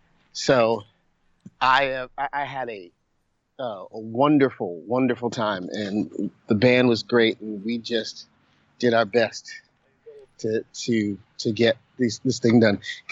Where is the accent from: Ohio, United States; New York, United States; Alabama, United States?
New York, United States; New York City; moved away; I'm originally from New York City